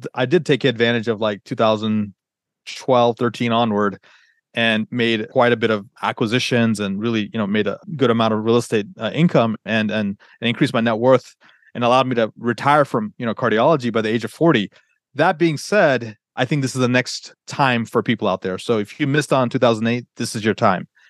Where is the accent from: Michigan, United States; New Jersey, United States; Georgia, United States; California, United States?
Georgia, United States; Atlanta; moved away; also born or lived in Northern Virginia; I grew up in Atlanta